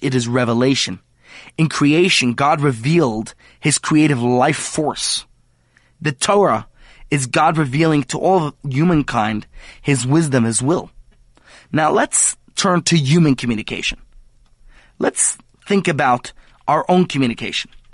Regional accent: United States; now in South Africa; as an American

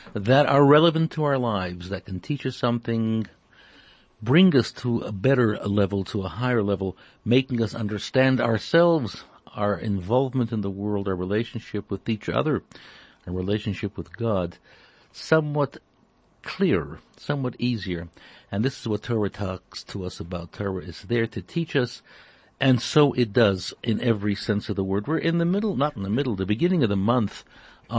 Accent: Toronto, Ontario, Canada; growing up in Toronto

